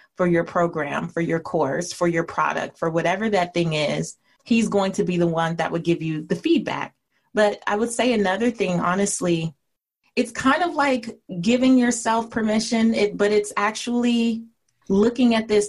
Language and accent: English; Los Angeles, California, United States; I grew up in an area called Leimert Park in South Central Los Angeles.